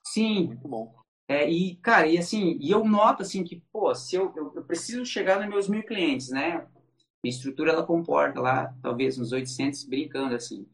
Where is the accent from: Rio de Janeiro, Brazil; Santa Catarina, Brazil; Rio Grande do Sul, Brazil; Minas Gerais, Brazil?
Santa Catarina, Brazil; aqui em Joinville, eu sou de Santa Catarina